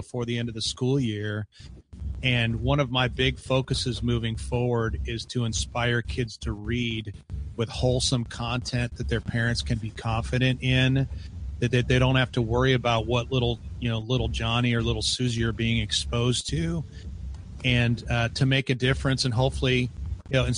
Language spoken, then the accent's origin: English; Chicago, Illinois, United States; I grew up in the Chicago area